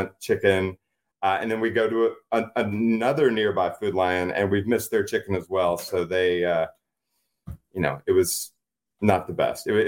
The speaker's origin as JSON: {"language": "English", "region": "Southwest Virginia", "country": "United States", "tie": "born or raised there", "said": "I grew up in Southwest Virginia"}